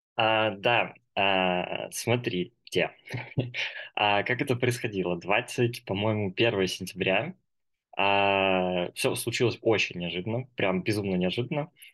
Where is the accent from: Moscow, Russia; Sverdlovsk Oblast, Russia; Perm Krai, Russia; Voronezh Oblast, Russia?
Moscow, Russia; moved away as an adult; now in Kazakhstan; мне сейчас 22 года. А, я из Москвы